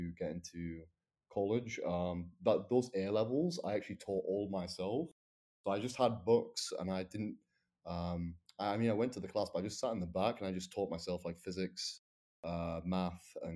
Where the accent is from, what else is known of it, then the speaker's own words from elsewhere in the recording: the north of England, United Kingdom; accent: northern; now in London, United Kingdom; with my northern accent